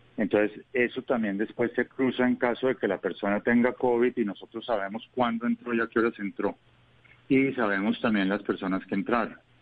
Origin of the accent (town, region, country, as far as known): Colombia